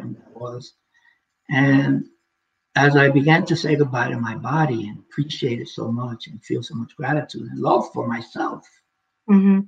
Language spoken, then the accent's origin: English; New York City, New York, United States; now in Okanagan, Canada; I'm from New York City, where what I know is just a bunch of buildings and the concrete jungle